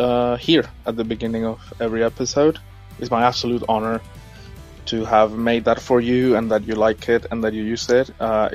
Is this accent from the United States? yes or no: no; Venezuela; from Venezuela.